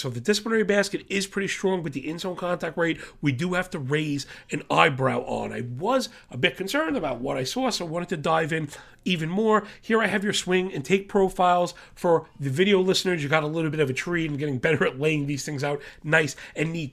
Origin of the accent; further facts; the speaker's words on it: New York, United States; I am from New York